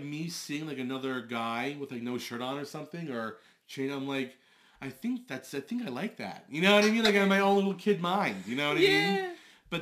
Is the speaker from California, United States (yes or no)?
no; Long Island, New York, United States; I'm 34. I'm from Long Island.